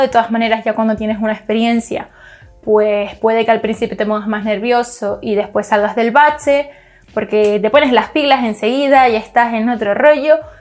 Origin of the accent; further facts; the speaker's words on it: Canary Islands, Spain; yo soy canaria